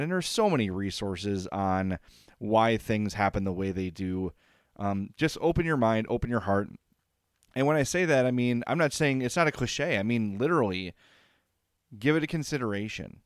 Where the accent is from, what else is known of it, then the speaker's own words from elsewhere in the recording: Oak Lawn, Illinois, United States; I, I grew up in Oak Lawn